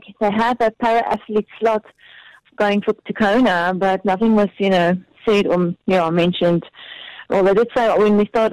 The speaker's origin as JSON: {"language": "English", "town": "Cape Town", "region": "Western Cape", "country": "South Africa", "tie": "born or raised there", "said": "I'm from Cape Town. Yeah, I've been brought up here"}